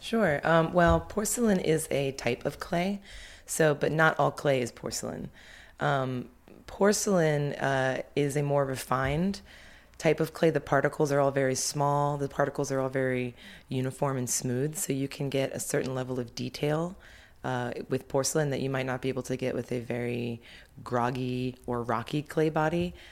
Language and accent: English; Baltimore, Maryland, United States; moved away as an adult; also born or lived in Philadelphia; I started taking classes at a local community college where I grew up in Baltimore.